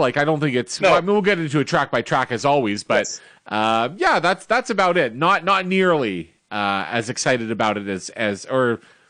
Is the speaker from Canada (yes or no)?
yes; Canada; we're of course from Canada.